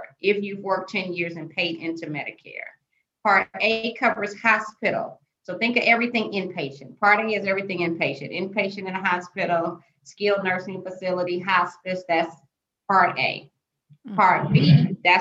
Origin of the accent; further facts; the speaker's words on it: Indiana, United States; moved away; I'm from Indiana originally